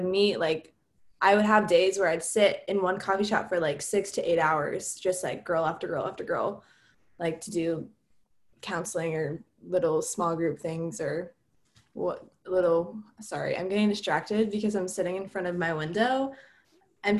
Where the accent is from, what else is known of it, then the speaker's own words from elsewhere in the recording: Memphis, Tennessee, United States; moved away as an adult; also born or lived in Nashville, Tennessee; I'm from Memphis